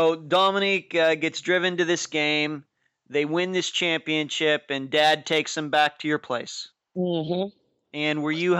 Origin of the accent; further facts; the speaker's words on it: Lynchburg, Pennsylvania, United States; moved away; going back to where I grew up in Lynchburg, Pennsylvania